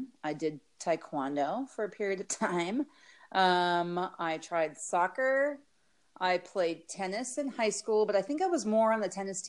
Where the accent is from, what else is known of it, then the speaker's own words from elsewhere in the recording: North Dakota, United States; moved away as an adult; also born or lived in Colorado / Oregon; now in Arizona, United States; I grew up in North Dakota, and then I went to college in Colorado